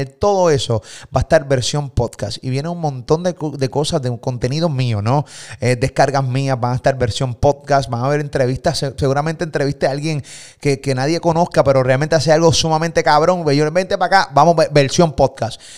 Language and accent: Spanish; Puerto Rico; de Puerto Rico.